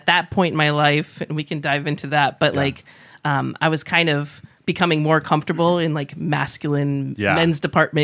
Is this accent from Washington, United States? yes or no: no; upstate New York, United States; moved away as an adult; now in San Diego, United States; I'm from upstate New York